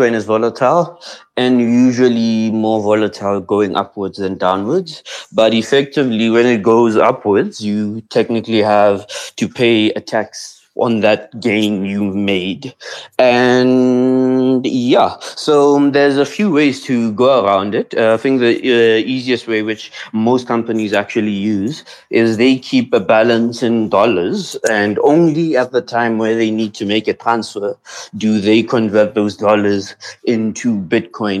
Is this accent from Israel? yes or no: no; South Africa; as a South African entrepreneur